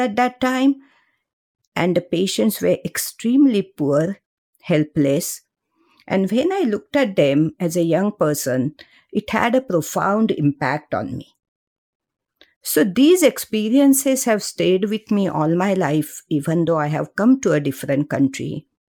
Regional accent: Mumbai, Maharashtra, India; moved away as an adult; I grew up in Mumbai, uh, middle class family

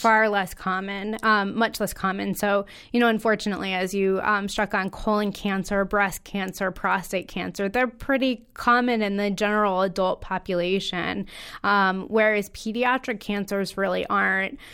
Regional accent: Connecticut, United States; I am a local native, born and raised in Connecticut.

